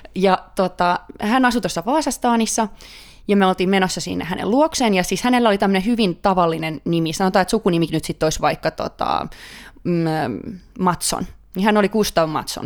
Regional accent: Finland; also born or lived in Stockholm, Sweden; now in Sweden; kaikki aina kuulee, että mä tuun Suomesta

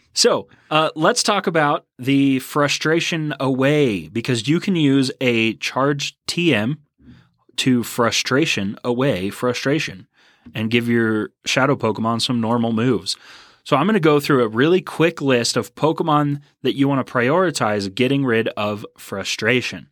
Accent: Houston, Texas, United States; also born or lived in Tomball, Texas; I am also from Houston

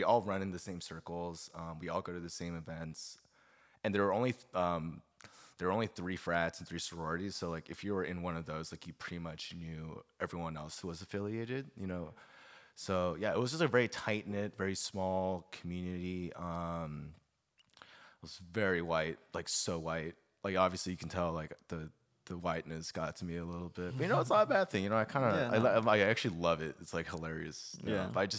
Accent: Suwon, Gyeonggi Province, South Korea; born there; moved away; So I was born in Suwon. I moved to K-Town, like I want to say in 2000.

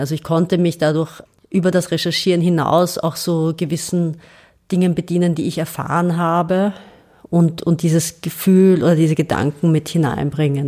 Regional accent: Austria; also born or lived in Serbia; ich bin draußen als Österreicherin, ich komme nach Hause

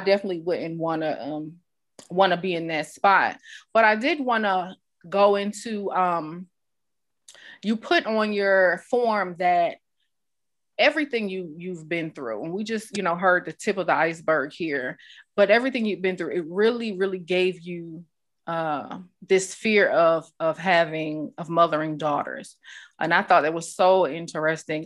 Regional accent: New York, United States; I grew up in New York around people of all cultures

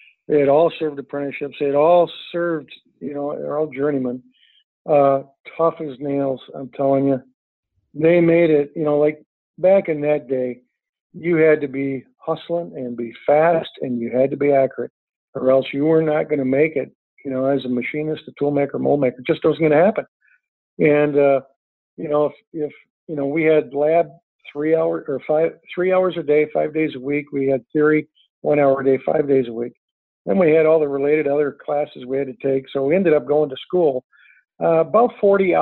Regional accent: Straits of Mackinac, Michigan, United States; now in Traverse City, United States; I grew up on the Straits of Mackinac

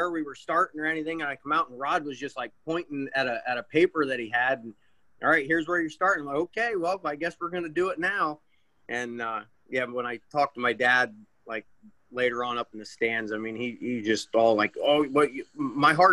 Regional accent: Pennsylvania, United States; I'm from Pennsylvania

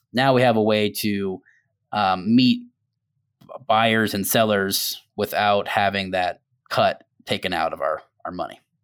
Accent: Tampa, Florida, United States; I was born and raised in Tampa as well

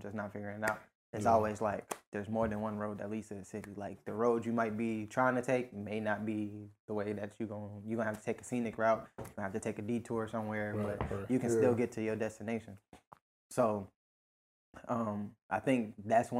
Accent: Virginia, United States; I feel like it might be a DMV thing in me

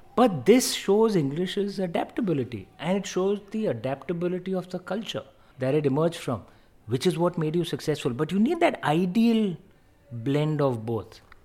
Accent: India; as an Indian

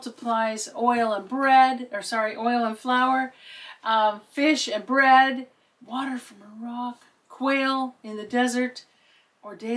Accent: Seattle, Washington, United States; now in Netherlands; Originally, I'm from Seattle, Washington, in the United States.

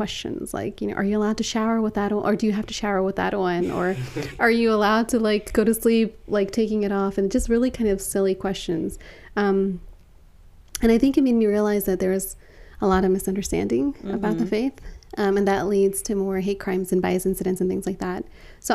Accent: Baltimore, Maryland, United States; I was born and raised in Baltimore

